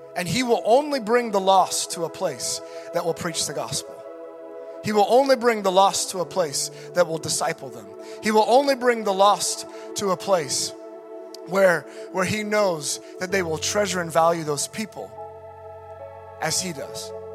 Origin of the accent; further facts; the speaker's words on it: United States; being an American.